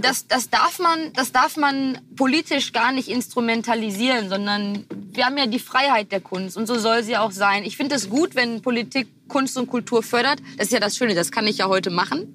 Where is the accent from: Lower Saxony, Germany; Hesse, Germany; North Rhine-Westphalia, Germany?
North Rhine-Westphalia, Germany; Herne; born or raised there